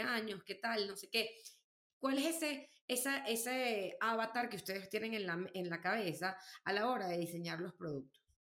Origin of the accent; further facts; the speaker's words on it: Venezuela; yo soy bien venezolana